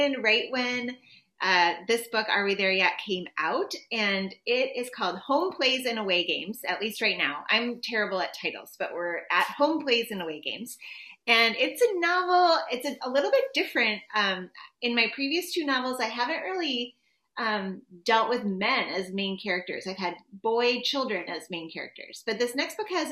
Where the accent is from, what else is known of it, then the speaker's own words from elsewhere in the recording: Minnesota, United States; I'm from Minnesota